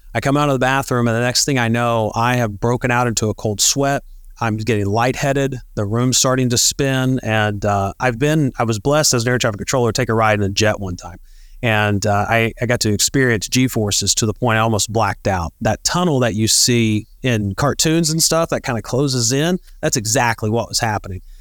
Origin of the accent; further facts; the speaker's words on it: Northeast Tennessee, United States; moved away as an adult; also born or lived in Pensacola, Florida / Beaufort, South Carolina / Yuma, Arizona; we grew up in Northeast Tennessee